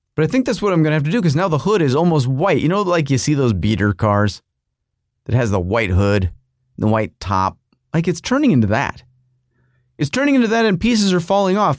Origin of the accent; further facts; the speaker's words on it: United States; as an American